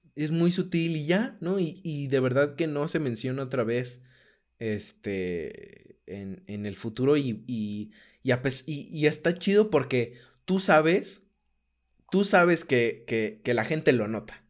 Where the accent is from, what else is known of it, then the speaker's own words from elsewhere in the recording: Aguascalientes, Mexico; primero soy de Aguascalientes, este, eh, como que, o sea, como que así crecí, ¿no?